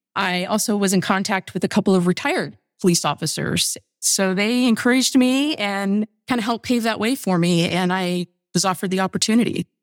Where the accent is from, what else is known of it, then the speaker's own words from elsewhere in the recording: Indiana, United States; I grew up in Indiana